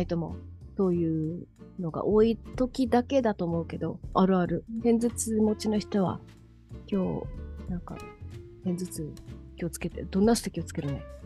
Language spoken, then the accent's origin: Japanese; Okinawa, Japan; 沖縄生まれ沖縄育ち